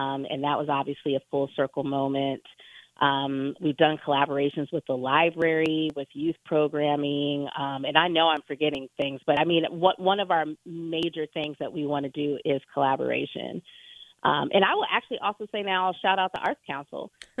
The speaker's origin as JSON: {"language": "English", "town": "Los Angeles", "region": "California", "country": "United States", "moved": "as an adult", "lives_now": "Kalamazoo, United States", "said": "I'm from Los Angeles"}